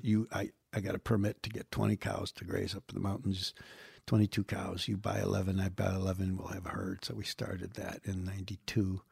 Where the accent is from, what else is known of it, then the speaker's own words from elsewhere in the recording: Western New York State, United States; moved away as an adult; now in Los Angeles, United States; people in my hometown in Western New York State